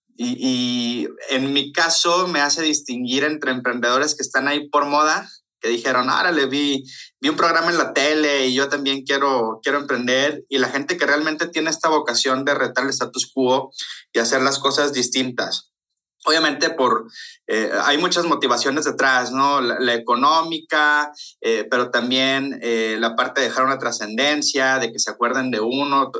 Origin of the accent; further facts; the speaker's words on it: Ciudad Obregón, Sonora, Mexico; accent: golpeado (Sonoran); Soy sonorense, entonces así hablo. no es que esté enojado, traigo lo golpeado de nacimiento